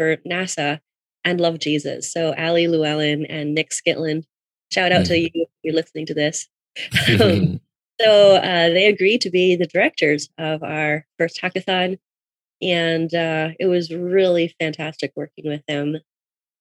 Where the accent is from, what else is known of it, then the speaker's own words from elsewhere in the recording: Canada; I'm living in Toronto. I'm from Canada.